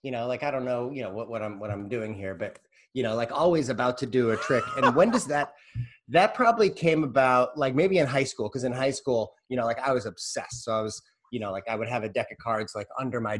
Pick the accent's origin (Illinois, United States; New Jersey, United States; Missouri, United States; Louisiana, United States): Missouri, United States; St. Louis; growing up in St. Louis, there's kind of like a full-on magic community